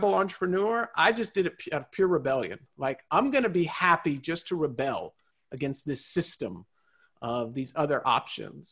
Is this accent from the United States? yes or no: yes; Southern California, United States; my life growing up in Southern California